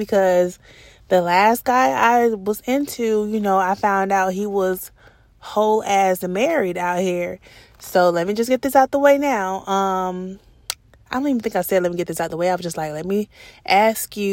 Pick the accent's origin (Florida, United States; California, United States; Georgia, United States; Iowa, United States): Georgia, United States; Atlanta; I'm from Atlanta